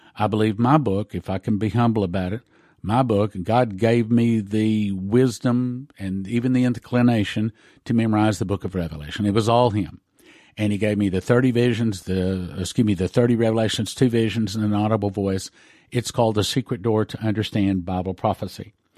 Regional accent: West Texas, United States; moved away; I, I grew up in West Texas. I grew up in the oil patch

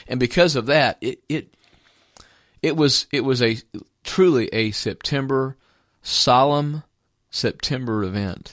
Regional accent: Jacksonville, Indiana, United States; moved away; I actually served two terms as a city councilman back in my hometown as, at, at Jacksonville, Indiana, when I was a youth pastor.

